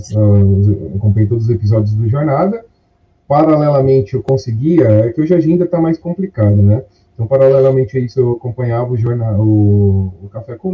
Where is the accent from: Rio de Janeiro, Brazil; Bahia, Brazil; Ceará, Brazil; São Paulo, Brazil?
São Paulo, Brazil; eu tenho 38 anos, eu sou aqui de São Paulo, capital.